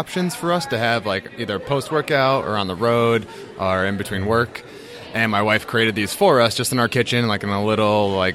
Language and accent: English; Massachusetts, United States; moved away as an adult; also born or lived in San Diego; now in Raleigh, United States; we're originally from Massachusetts